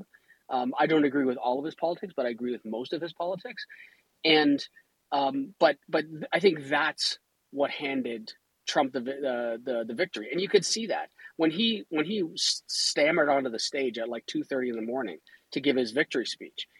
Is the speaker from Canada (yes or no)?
yes; Canada; I'm Canadian.